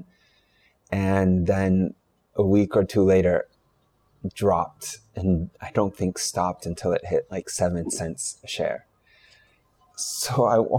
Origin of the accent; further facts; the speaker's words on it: California, United States; my home state, California.